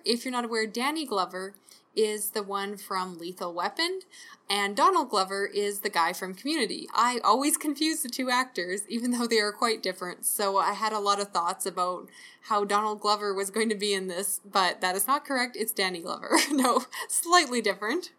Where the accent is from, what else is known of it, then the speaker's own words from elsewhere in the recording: Canada; I'm Canadian